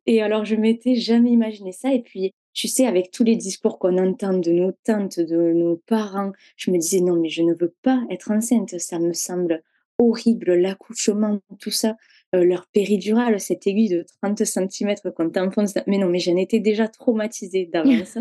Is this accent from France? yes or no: yes; Hérault, Occitania, France; now in Toulouse, France; Moi, je viens de l'Hérault